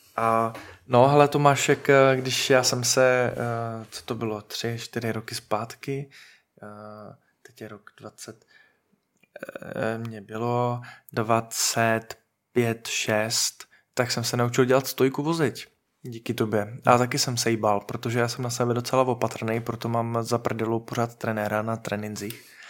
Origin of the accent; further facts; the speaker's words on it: Moravia, Czechia; jsme Moraváci a jsme na Moravě